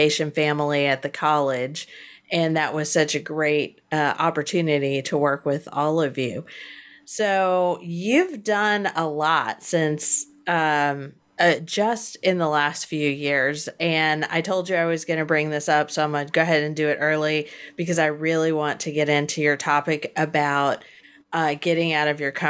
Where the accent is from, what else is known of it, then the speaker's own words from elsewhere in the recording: Hampton Roads, Virginia, United States; also born or lived in Washington, D.C.; now in Panama City, United States; I grew up in Hampton Roads